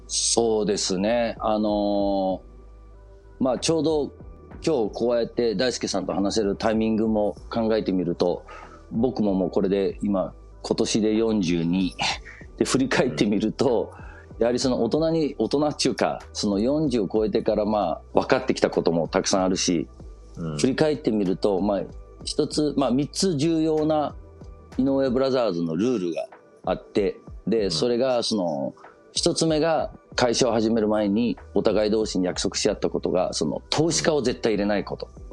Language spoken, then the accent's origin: Japanese; Copenhagen, Capital Region of Denmark, Denmark; 日本人の親でデンマークで生まれる